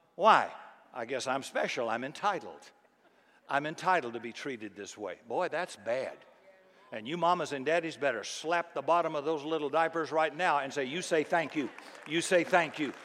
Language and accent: English; the South, United States; I grew up in the South, and it was very friendly and very polite in the, in the 50s and 60s when I grew up